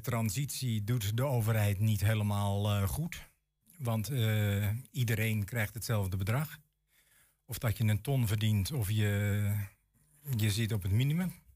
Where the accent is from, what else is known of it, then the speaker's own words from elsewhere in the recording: Huizen, North Holland, Netherlands; now in Enschede, Netherlands; ik kom zelf uit Huizen, dat is een vrij rijke gemeente.